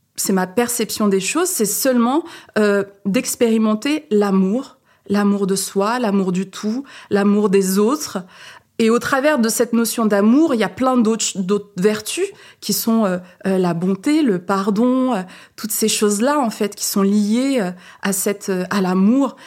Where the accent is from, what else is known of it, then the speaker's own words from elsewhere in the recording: Saint-Étienne, Auvergne-Rhône-Alpes, France; moved away as an adult; also born or lived in Paris; je suis née à Saint-Étienne et j'ai terminé mes études à Paris.